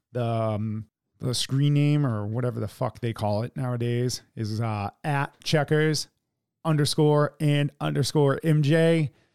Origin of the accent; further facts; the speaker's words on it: United States; we are American